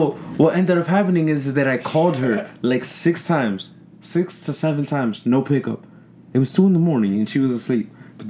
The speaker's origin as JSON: {"language": "English", "town": "Jersey City", "region": "New Jersey", "country": "United States", "said": "Listen, I am from Jersey City."}